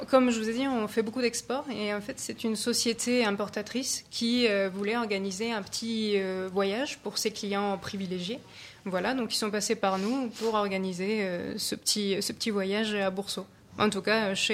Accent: Annecy, Auvergne-Rhône-Alpes, France

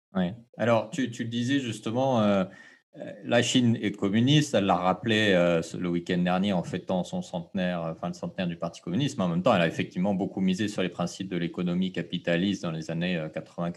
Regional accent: French Polynesia; chez nous, au Fénois

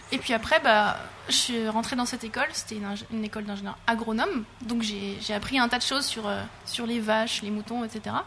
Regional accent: Lorraine, Grand Est, France; moved away as an adult; also born or lived in Rennes; Moi, je viens de Lorraine

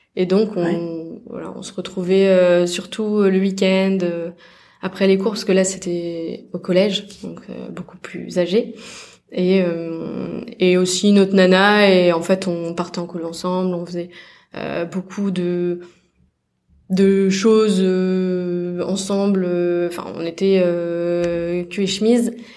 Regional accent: Alsace, Grand Est, France; moved away as an adult; je venais d'Alsace

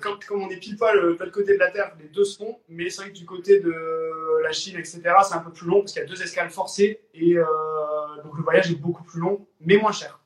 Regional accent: Lille, Hauts-de-France, France; moved away as an adult; now in French Polynesia; je suis originaire de Lille, dans le Nord

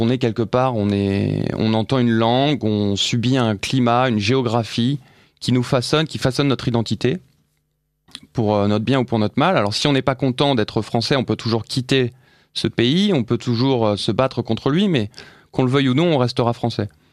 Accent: France

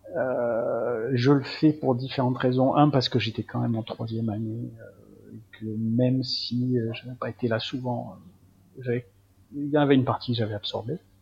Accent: Marseille, Provence-Alpes-Côte d'Azur, France; also born or lived in Algeria; je suis, d'origine pied-noir, mais évidemment, je suis pas resté très longtemps, donc sinon je suis un vrai Marseillais

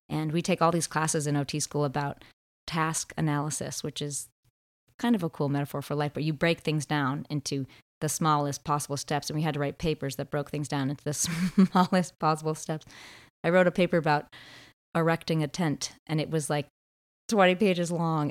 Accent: Martha's Vineyard, Massachusetts, United States; moved away as an adult; also born or lived in Vermont; now in Bristol, Vermont, United States; I grew up on Martha's Vineyard, a small island off the coast of Massachusetts, close to Boston

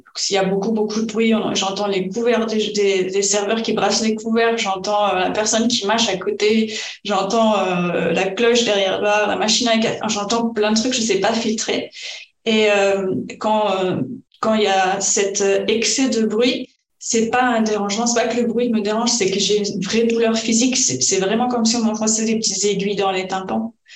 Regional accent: France; moved away as an adult; also born or lived in Spain; nous on est français

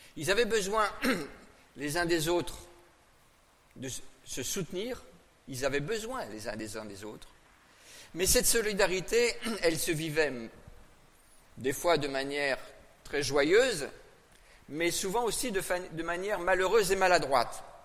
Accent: Brittany, France; je suis né en Bretagne

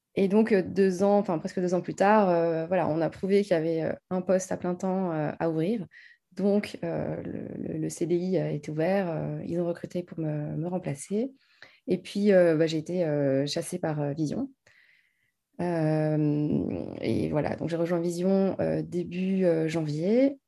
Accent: France; now in Paris, France; j'ai grandi en province

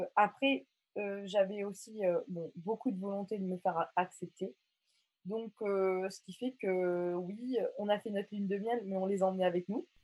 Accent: Mauritius; now in France; je suis mauricienne

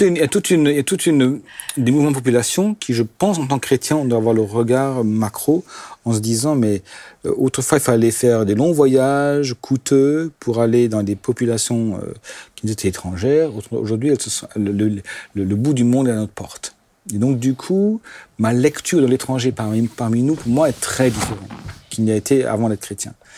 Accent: Alsace, Grand Est, France; first language Alsatian; French is a second language; je suis alsacien et que mes parents étaient germanophones et alsacophones pur jus, et que chez nous, à, la maison, les gens de l'Alsace arrivaient sous la, la version germanophone, je, je parlais qu'alsacien avant l'âge de 5 ans.

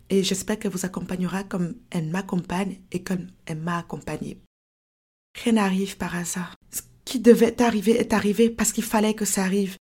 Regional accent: France; now in Canada; Et voilà comment je me suis retrouvée au Canada. Voilà comment j'ai quitté la France pour le Canada.

